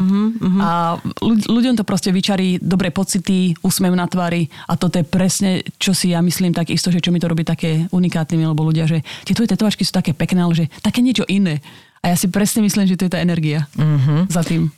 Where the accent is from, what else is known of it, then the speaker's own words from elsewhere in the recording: Slovakia; now in Bratislava, Slovakia; to je malinká dedinka, odkiaľ som